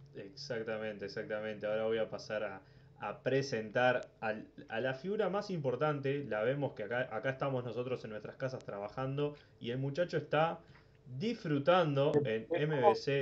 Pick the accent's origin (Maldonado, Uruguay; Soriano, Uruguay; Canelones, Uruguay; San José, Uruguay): Maldonado, Uruguay; now in Montevideo, Uruguay; Soy de Maldonado